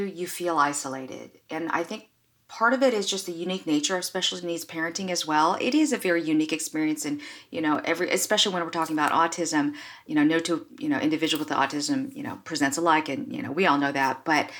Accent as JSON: {"language": "English", "country": "United States", "said": "I'm Asian American, so I actually come from this culture that is very much shame-based"}